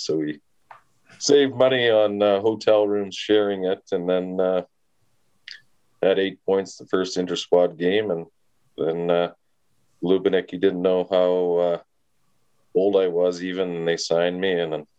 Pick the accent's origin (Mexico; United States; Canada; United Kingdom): Canada; Regina, Saskatchewan; also born or lived in Winnipeg; I'm from Saskatchewan.